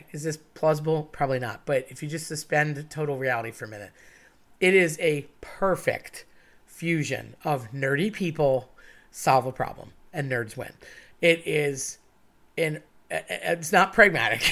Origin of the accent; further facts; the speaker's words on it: Philadelphia, Pennsylvania, United States; I'm from Philly